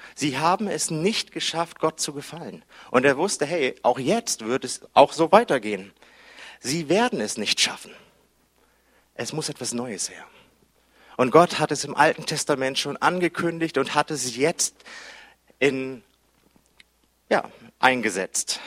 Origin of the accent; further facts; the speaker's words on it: Hamburg, Germany; ich bin Hamburger